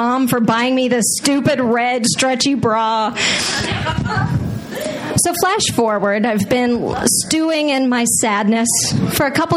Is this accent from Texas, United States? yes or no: yes; Texas, United States; I grew up in Texas, which is in the most Friday Night Lights, rural cow town you can ever imagine